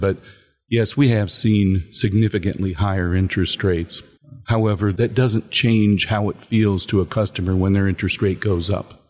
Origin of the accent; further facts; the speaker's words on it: Northwest Ohio, United States; I, I grew up in Northwest Ohio